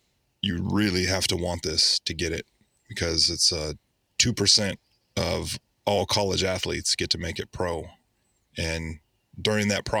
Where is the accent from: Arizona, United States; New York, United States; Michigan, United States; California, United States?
California, United States; Oakland; moved away; I grew up in the Bay Area